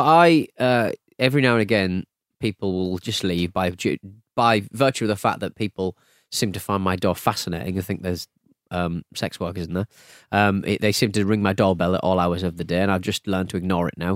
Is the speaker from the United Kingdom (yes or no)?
yes; United Kingdom; I'm very British